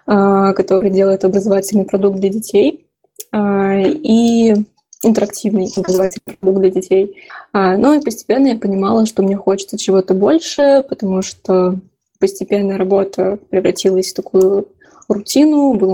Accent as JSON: {"language": "Russian", "town": "Dimitrovgrad", "region": "Ulyanovsk Oblast", "country": "Russia", "said": "Собственно, я сама из Ульяновской области, из города прекраснейшего Димитровград"}